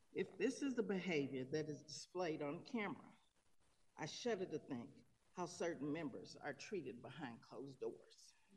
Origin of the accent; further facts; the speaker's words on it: Tulsa, Oklahoma, United States; moved away as an adult; now in Denver, United States; I'm from Tulsa, Oklahoma